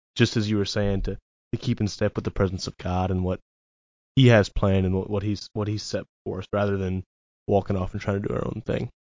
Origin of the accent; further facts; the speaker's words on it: Dexter, Missouri, United States; also born or lived in Cape Girardeau, Missouri; I grew up in Dexter, which is pretty close to Jackson. Um, moved to Cape when I was eighteen